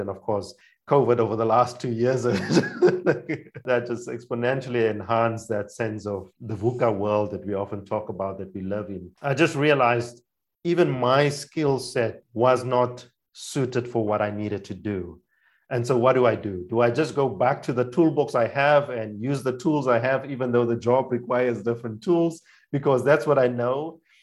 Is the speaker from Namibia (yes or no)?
yes; Namibia; English is a second language; moved away as an adult; also born or lived in South Africa; now in Germany; I am from Namibia. That's my primary passport country. I grew up in a cross cultural context in Namibia, mostly a few of my childhood years in South Africa